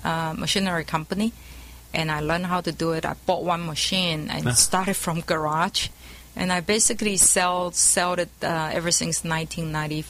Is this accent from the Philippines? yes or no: no; Taiwan; moved away as an adult; now in California, United States; I was born in Taiwan, and my college graduate was industrial management.